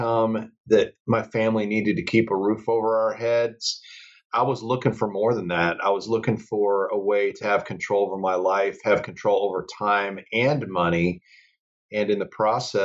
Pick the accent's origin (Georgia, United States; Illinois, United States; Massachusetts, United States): Illinois, United States; Chicago; moved away as an adult; also born or lived in Colorado Springs, Colorado; I grew up in the Chicago area